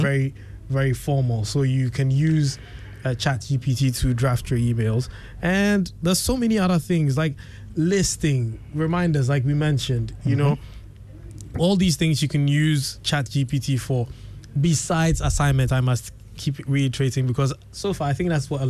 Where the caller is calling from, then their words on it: Ghana; probably checked my IP, know that I'm coming from Ghana